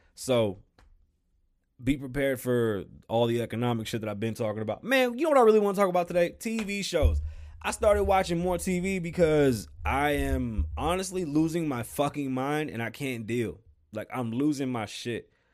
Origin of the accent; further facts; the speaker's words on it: New York, United States; I am from New York